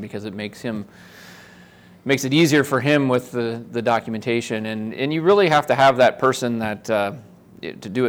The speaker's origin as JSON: {"language": "English", "town": "Omaha", "region": "Nebraska", "country": "United States", "also_born_or_lived": "Lincoln, Nebraska", "said": "I'm from Omaha, Nebraska originally"}